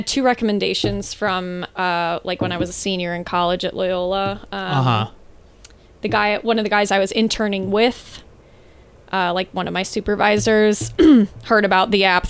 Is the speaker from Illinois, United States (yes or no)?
yes; Worth, Illinois, United States; also born or lived in New Lenox; In Worth and then New Lenox.